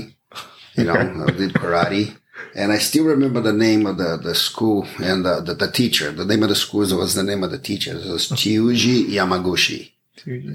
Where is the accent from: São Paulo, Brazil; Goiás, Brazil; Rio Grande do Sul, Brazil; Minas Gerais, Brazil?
Goiás, Brazil; Goiânia; moved away as an adult; now in United States; I was born and raised in Brazil, a city called Goiânia. It's in the center of Brazil.